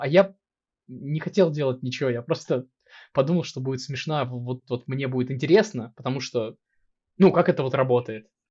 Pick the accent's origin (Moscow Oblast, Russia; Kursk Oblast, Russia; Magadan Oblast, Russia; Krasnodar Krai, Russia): Kursk Oblast, Russia; Kursk; moved away as an adult; now in Moscow, Russia; я родился и вырос в Курске, мне 26, и сейчас я живу в Москве